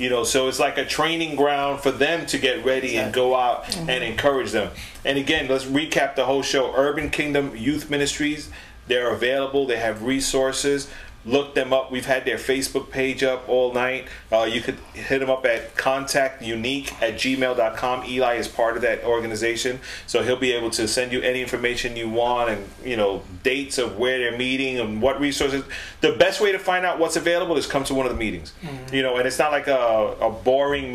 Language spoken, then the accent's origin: English; New York City, New York, United States; we're from the Boogie Down